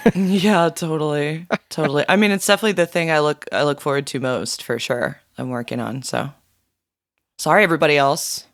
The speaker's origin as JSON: {"language": "English", "region": "South Florida", "country": "United States", "tie": "born or raised there", "said": "growing up in South Florida"}